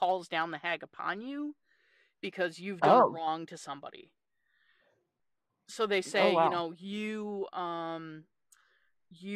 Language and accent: English; Newfoundland and Labrador, Canada; So I'm originally from a place called Newfoundland in Canada